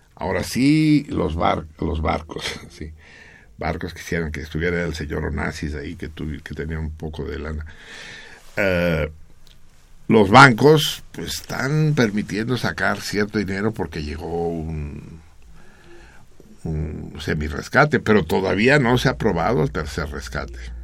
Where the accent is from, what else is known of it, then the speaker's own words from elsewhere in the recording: Mexico City, Mexico; la Náhuac, que es donde yo nací